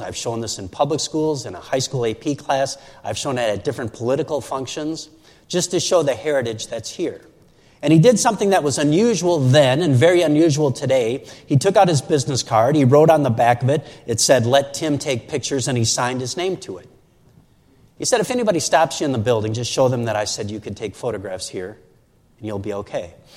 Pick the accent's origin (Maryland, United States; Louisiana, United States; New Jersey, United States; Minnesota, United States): Minnesota, United States; Saint Paul; two hours from my hometown of St. Paul and Minneapolis